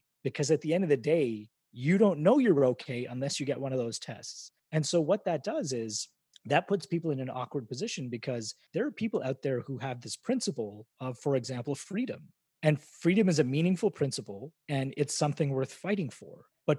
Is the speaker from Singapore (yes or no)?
no; Canada; But as a Canadian, and in fact, I think there are a lot of Canadians that when we look at the state of America and the politics and how everything becomes politicized, a lot of us just look down there and shake our heads